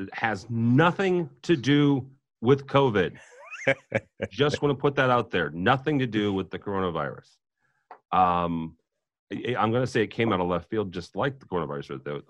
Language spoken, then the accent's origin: English; Midwest, United States; I'm from the Midwest, and I'm pretty simple.